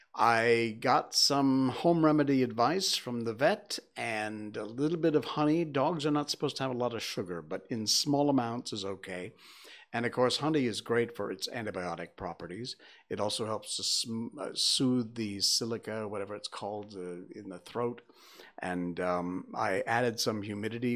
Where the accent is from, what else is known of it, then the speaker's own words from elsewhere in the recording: Connecticut, United States; moved away as an adult; also born or lived in Key West, Florida; now in Subang, Malaysia; I grew up in Connecticut